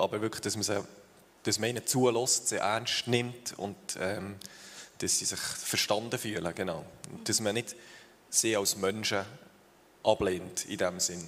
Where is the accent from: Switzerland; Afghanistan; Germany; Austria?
Switzerland; Thun, Bern; moved away as an adult; also born or lived in Uster; now in Tieracher, Switzerland; wir sind beide in Thun aufgewachsen